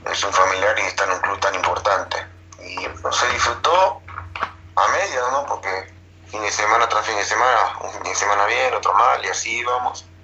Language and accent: Spanish; Uruguay; a nosotros uruguayos nos gusta el meter, el correr